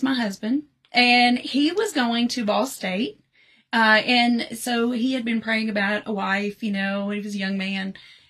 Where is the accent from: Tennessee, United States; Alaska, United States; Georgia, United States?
Tennessee, United States; Lewisburg; also born or lived in Nashville, Tennessee; Yeah, I grew up in Lewisburg